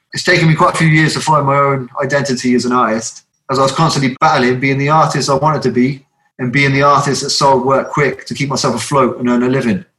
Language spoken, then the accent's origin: English; Southampton, South East England, United Kingdom; moved away as an adult; now in South Wales, United Kingdom; I'm from Southampton originally